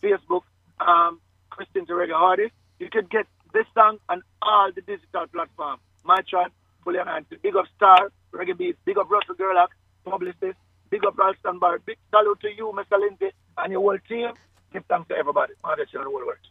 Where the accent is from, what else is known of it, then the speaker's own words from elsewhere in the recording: Kingston, Jamaica; I was born in Victoria Jubilee Hospital, um, downtown Kingston